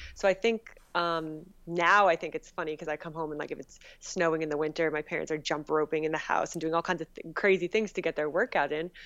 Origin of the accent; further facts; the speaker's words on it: Northern New Jersey, United States; Northern New Jersey